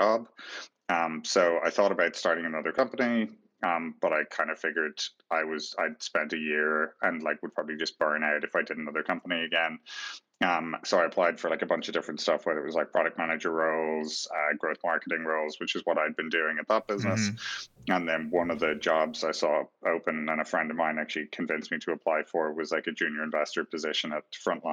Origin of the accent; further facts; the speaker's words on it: Ireland; I was growing up in Ireland